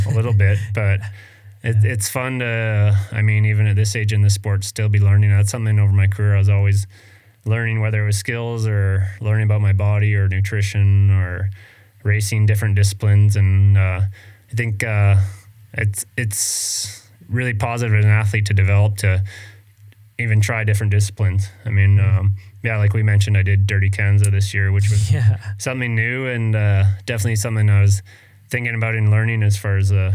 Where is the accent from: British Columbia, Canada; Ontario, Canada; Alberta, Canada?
British Columbia, Canada; Vancouver Island; I was really lucky growing up in Canada and BC on Vancouver Island